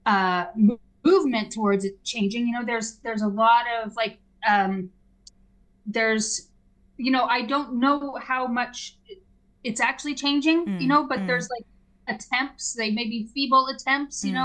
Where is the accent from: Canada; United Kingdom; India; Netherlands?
Canada; a Canadian who works in the arts with a lot of left-wing people